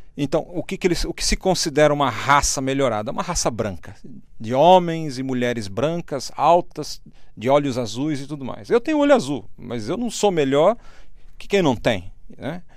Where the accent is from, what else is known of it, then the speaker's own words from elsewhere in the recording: Brazil; eu sou brasileiro